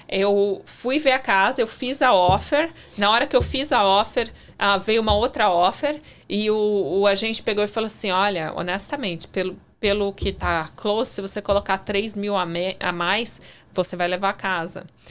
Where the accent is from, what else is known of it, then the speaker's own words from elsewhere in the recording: São Paulo, Brazil; moved away as an adult; also born or lived in Tampa, Florida / New York; eu nasci em São Paulo.